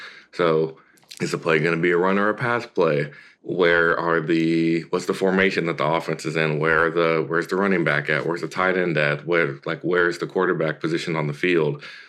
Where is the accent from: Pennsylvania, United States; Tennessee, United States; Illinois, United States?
Tennessee, United States; also born or lived in California; So, I mean, I was born in California, and I moved around a good bit before I got to Tennessee, but the majority of my life I spent in Tennessee.